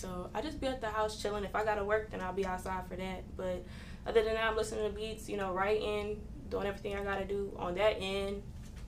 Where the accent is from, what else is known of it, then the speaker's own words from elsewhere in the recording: Killeen, Texas, United States; also born or lived in Baton Rouge, Louisiana; I'm from Killeen, Texas, 254, like I said, if you ain't know. But yeah, I was born in Baton Rouge, Louisiana